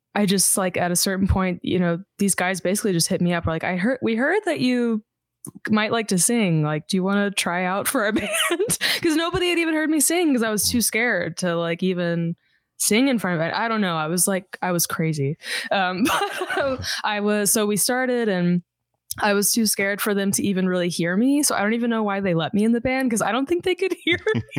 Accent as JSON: {"language": "English", "town": "Houston", "region": "Texas", "country": "United States", "tie": "born or raised there", "also_born_or_lived": "Los Angeles, United States", "moved": "yes", "lives_now": "Austin, United States", "said": "I grew up in Houston"}